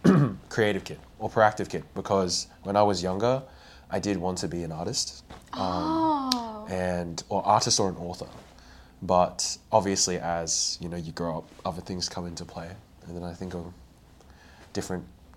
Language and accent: English; Queensland, Australia; I'm Vietnamese Australian, and I'm currently studying Masters of Speech Pathology at UQ